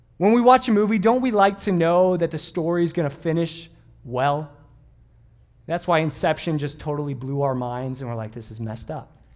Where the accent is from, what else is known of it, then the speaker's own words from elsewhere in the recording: Southern California, United States; growing up in Southern California